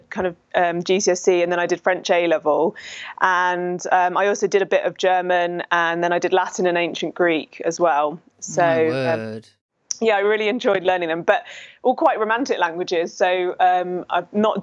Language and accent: English; Hertfordshire, East of England, United Kingdom; now in Epsom, United Kingdom; I was born and raised in Hertfordshire. So yeah, I've always grown up in and near London.